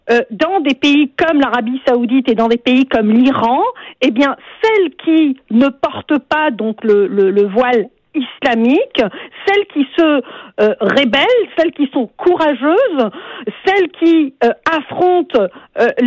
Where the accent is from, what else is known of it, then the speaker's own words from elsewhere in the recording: Algeria; now in Canada; je viens moi-même d'Algérie